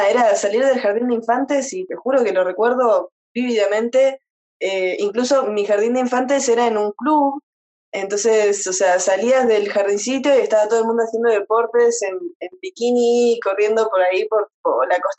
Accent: Buenos Aires Province, Argentina; Soy de tipo cerca de Bahía Blanca. Ahí va. Nací en una base naval. Mi papá es militar.

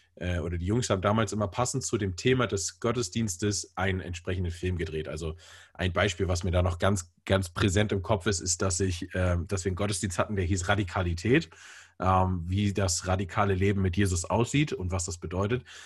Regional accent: Bremen, Germany; moved away as an adult; also born or lived in Hamburg; now in Hesse, Germany; also ich komme aus Bremen und bin dann äh, zu meinem Studium umgezogen nach Hamburg und bin jetzt äh, äh, hier in Hessen gelandet

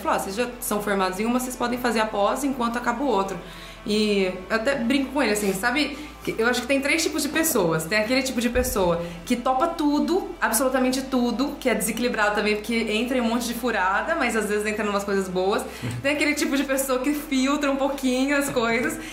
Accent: Ribeirão Preto, São Paulo, Brazil; Sou de Ribeirão

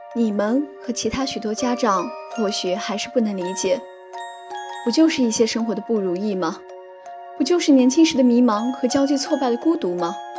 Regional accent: Qingdao, Shandong, China; moved away as an adult; now in Nanjing, China; 来自山东青岛。我在南京大学，距离我的家乡一千零六十公里

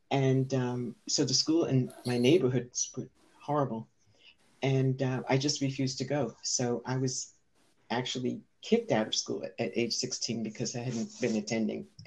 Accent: New York City, New York, United States; moved away as an adult; also born or lived in Senegal; was born and raised in the Bronx

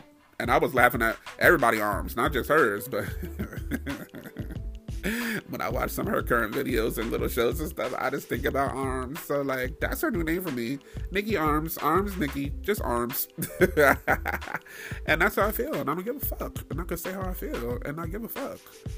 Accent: New York, United States; I'm from New York too

